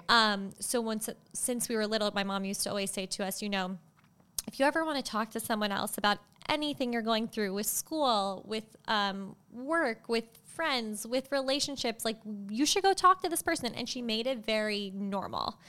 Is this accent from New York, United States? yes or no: yes; Long Island, New York, United States; I was born in New York City, and then my parents moved, my brother and I at the time, to the North Shore of Long Island. So we grew up in Long Island